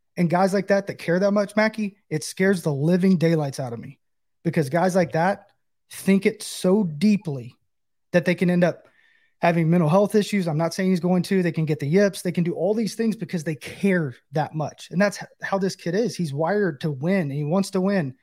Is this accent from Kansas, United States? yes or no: no; Knoxville, Tennessee, United States; Knoxville, my hometown